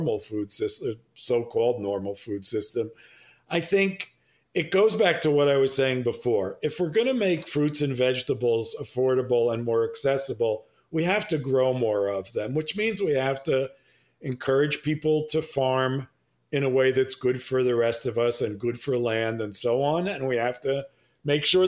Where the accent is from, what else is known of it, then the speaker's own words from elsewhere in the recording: New York City, New York, United States; I was born and raised in Manhattan